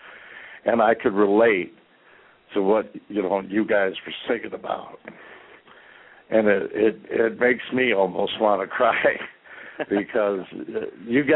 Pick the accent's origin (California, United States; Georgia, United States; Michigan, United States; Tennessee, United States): Michigan, United States; Detroit; now in Gaylord, United States; I'm from Detroit. I'm speaking from Gaylord.